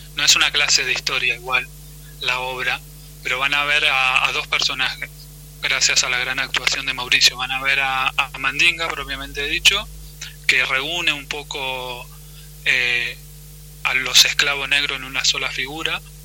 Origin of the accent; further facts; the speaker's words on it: Argentina; como argentinos